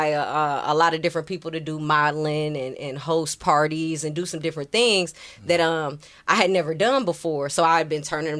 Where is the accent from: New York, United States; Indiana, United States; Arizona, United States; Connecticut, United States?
Indiana, United States; South Bend; I grew up in South Bend.